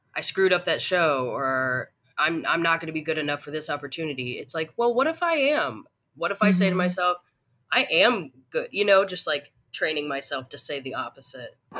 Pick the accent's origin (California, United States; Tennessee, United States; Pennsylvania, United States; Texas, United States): Tennessee, United States; moved away; I'm originally from Tennessee